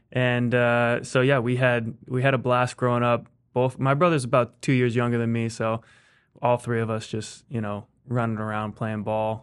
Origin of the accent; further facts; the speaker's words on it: Fair Oaks, California, United States; moved away as an adult; also born or lived in Fresno, California; grew up mostly in in Fair Oaks.